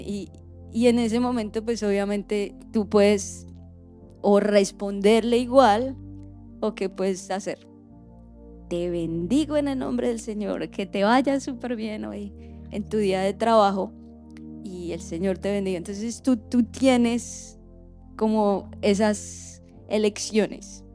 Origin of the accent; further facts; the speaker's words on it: Colombia; now in Orlando, United States; nosotros como colombianos